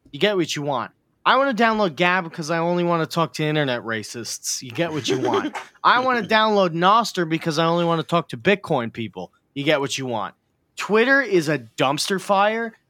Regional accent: United States; I live in it

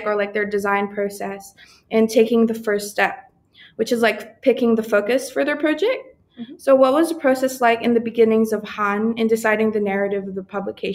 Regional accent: Philippines; now in New Zealand; I'm also a migrant, so exactly, I'm from the Philippines

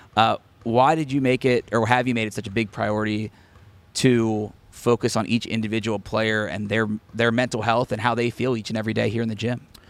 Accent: Cincinnati, Ohio, United States; being a Cincinnati guy myself

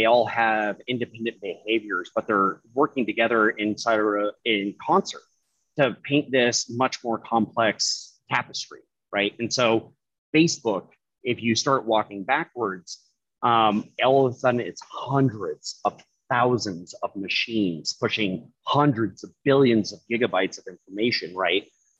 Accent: Alaska, United States; given my history growing up in Alaska and everything

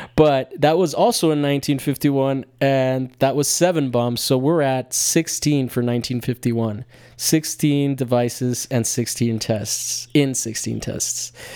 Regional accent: United States; as an American

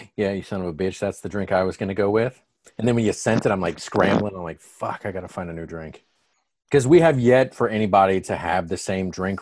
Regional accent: Atlanta, Georgia, United States; we're from Atlanta

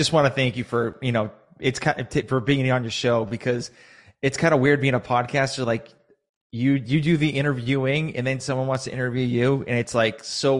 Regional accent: Sharon, Massachusetts, United States; So I was originally from Massachusetts. I used to live in this very small town. Now it's actually pretty big now, called Sharon, Massachusetts.

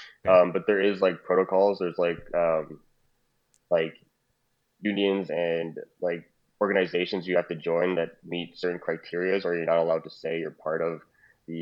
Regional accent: Trinidad & Tobago; now in Calgary, Canada; we're both Trinidadian.

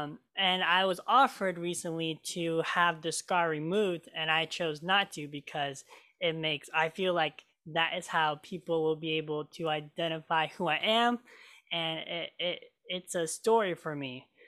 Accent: Oregon, United States; also born or lived in Marshall Islands; I was born in the Marshall Islands, and I was adopted from my incredible parents, Kathy and Steve Hens. And I lived here in Oregon ever since.

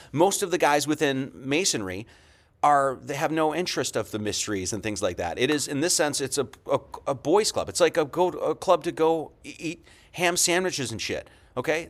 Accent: Monroe, Wisconsin, United States; I grew up in Monroe, Wisconsin, it's on the border of southern Wisconsin, Illinois

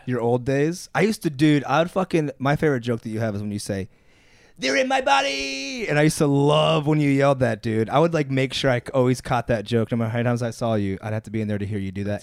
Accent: Akron, Ohio, United States; moved away; I'm from Akron

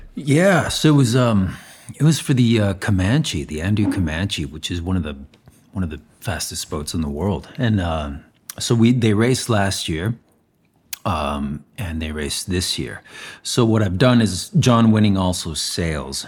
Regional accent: Zaragoza, Aragon, Spain; moved away; I was born in Saragossa, Spain

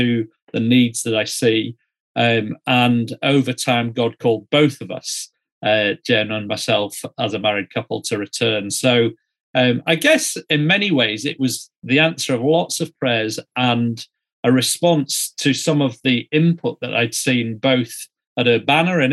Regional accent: Yorkshire and the Humber, United Kingdom; moved away as an adult; now in New Zealand; I was born and raised in Yorkshire in the north of England, and 14 years ago, I moved to New Zealand with my wife

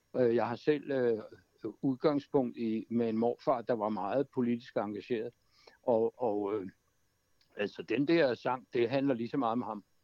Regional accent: Kastrup, Capital Region of Denmark, Denmark; moved away; AOF Amager, hvor jeg kommer fra, ja. fra, fra Kastrup.

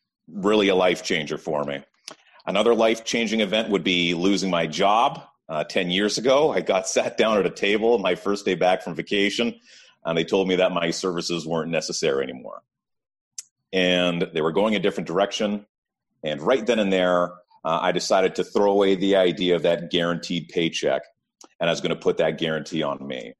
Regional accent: Ottawa, Ontario, Canada; born and raised in Ottawa

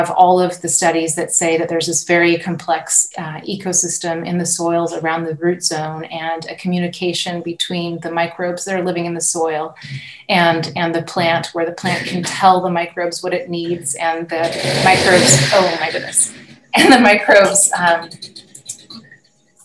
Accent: Napa Valley, California, United States; moved away as an adult; now in Burgundy, France; I'm a California native, and I grew up in the Napa Valley and on the property that my grandparents bought

